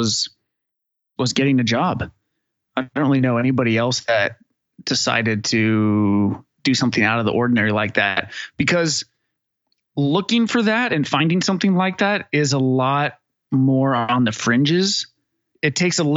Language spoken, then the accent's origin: English; Northern California, United States; moved away as an adult; now in Austin, United States; I grew up in Northern California